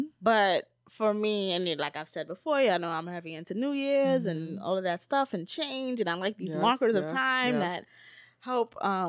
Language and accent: English; New York, United States; because I grew up in the neighborhoods I've grew up in, like I'm from the South Bronx. Right now I live in East New York.